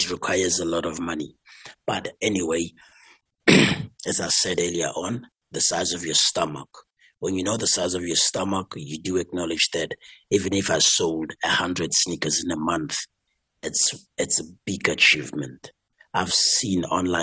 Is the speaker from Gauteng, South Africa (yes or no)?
yes; Soweto / Tembisa, Gauteng, South Africa; We come from Soweto, we come from Timbisa and all these places. We come from humble homes.